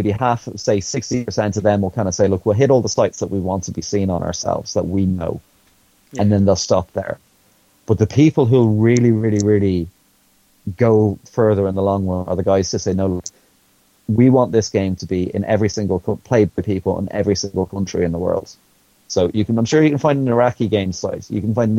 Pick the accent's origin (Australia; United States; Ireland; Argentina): Ireland; being an Irish person working in the industry